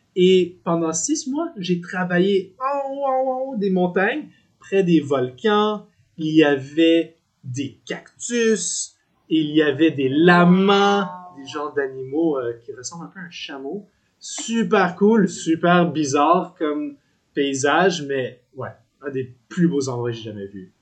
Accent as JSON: {"language": "French", "town": "Gatineau", "region": "Quebec", "country": "Canada", "tie": "born or raised there", "also_born_or_lived": "Vancouver", "moved": "as an adult", "lives_now": "Victoria, Canada", "said": "Je suis originaire du Québec, la ville de Gatineau j'ai grandi là."}